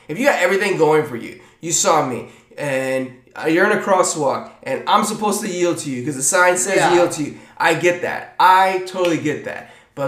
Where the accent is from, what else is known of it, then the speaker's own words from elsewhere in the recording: Tampa, Florida, United States; I come from Tampa Bay